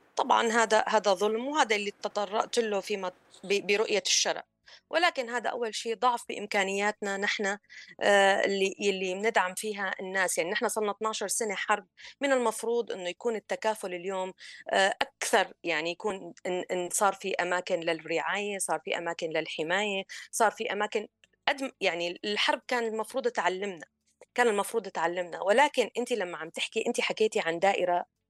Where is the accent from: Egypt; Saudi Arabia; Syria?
Syria; كسوريين وسوريات